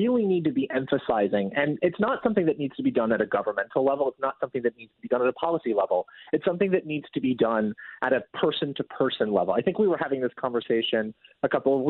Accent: West Coast, United States; it comes from my neck of the woods. I'm from the West Coast

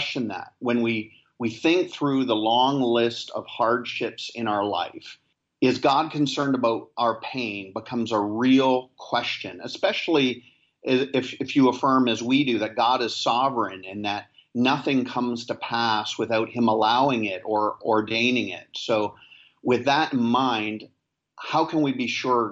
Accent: Canada; moved away as an adult; now in Nassau, Bahamas; I am a Canadian who pastors in the Bahamas

